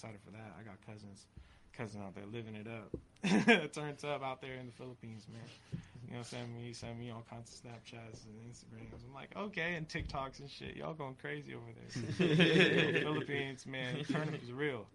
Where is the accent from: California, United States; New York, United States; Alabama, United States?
California, United States; Oceanside; born or raised there; moved away as an adult; also born or lived in Long Beach, California; now in San Diego, United States